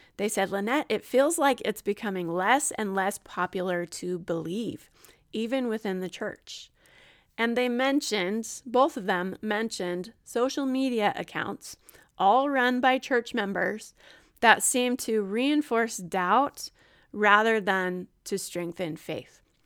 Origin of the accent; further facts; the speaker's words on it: Gilbert, Arizona, United States; moved away as an adult; also born or lived in Utah / Ohio; I was born in Utah, raised in Arizona